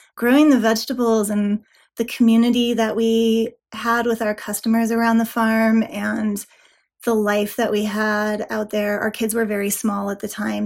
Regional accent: Nevada, United States; moved away as an adult; also born or lived in Colorado; now in Loveland, United States; I grew up in Nevada mostly, and then I moved to Colorado for college, and I've more or less been here ever since.

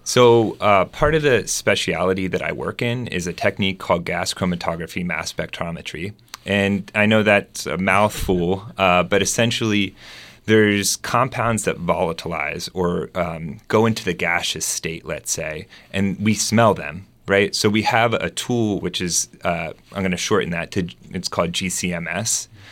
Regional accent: Delaware, United States; moved away as an adult; also born or lived in West Coast / Germany; now in Arkansas, United States; I grew up in Delaware

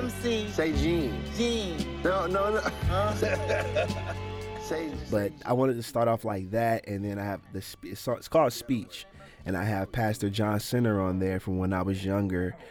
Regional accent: Canton, Ohio, United States; also born or lived in Plain Township, Ohio; growing up in Canton, I grew up on the southeast side, and up until about I was six

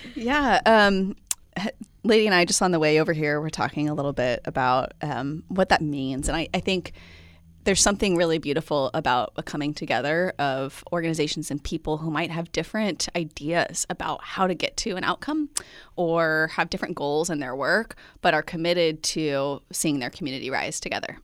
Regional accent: Midwest, United States; moved away; also born or lived in Central Coast, California; I'm from the Midwest

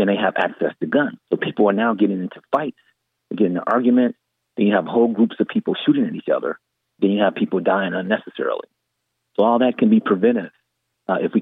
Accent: Gary, Indiana, United States; I'm from Gary, Indiana, born and raised

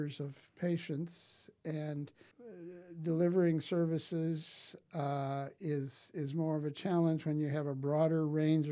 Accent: Wessington Springs, South Dakota, United States; I grew up in Wessington Springs, or on a farm, actually, west of Wessington Springs

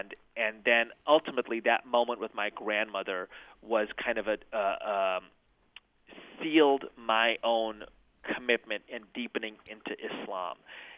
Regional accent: United States; I'd go to a different circle and say everybody wanted to ignore me being Muslim, but they embraced me being American.

